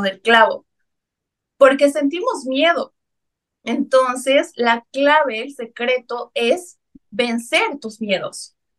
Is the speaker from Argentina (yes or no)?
no; Bolivia; tengo ahora en mi país una línea de cosmética natural llamada Bioc, cosmética natural, y armé la primera red de mercadeo en Bolivia